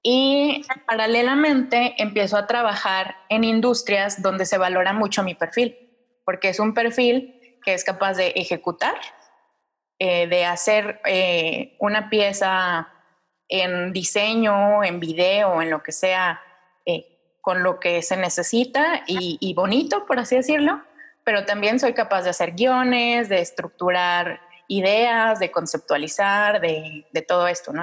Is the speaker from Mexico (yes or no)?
yes; Mexico City, Mexico; Yo crecí en Ciudad de México